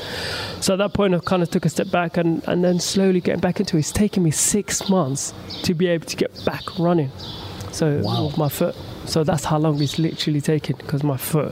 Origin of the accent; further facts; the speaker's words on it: London, United Kingdom; my hometown in London